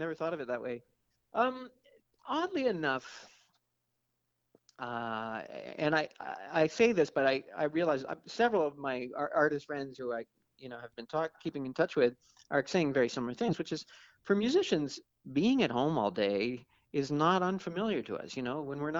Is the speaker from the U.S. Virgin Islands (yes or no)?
no; Toronto, Ontario, Canada; I mean, I have to admit, when I was a kid in the 70s growing up in Toronto, it was a bit boring.